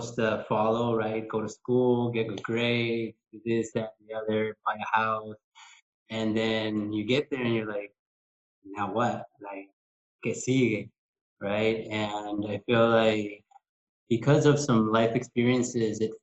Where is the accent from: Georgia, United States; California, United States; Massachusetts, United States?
California, United States; Southern; moved away as an adult; also born or lived in Mexicali, Mexico / Imperial Valley, California / Riverside County, California; now in Cancun, Mexico; I was born in Mexicali, but I grew up in Southern California, in the Imperial Valley and then in Riverside County